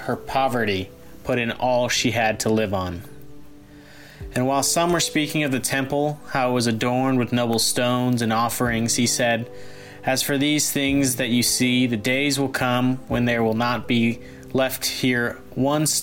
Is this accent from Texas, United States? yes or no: yes; Grapevine, Texas, United States; I'm a junior from Grapevine, Texas